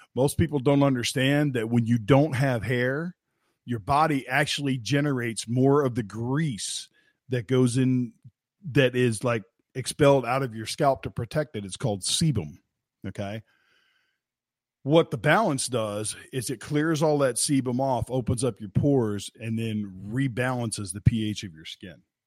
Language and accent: English; West Virginia, United States; I'm from West Virginia